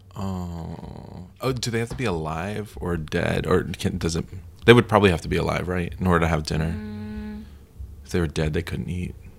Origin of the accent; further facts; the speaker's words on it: Florida, United States; I went to school uh, in at the University of Florida, and I'm from Florida